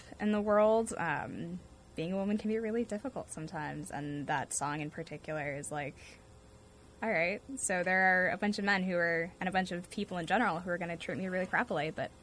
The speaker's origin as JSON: {"language": "English", "town": "North Andover", "region": "Massachusetts", "country": "United States", "said": "I am from North Andover, Massachusetts, so about half an hour north of Boston"}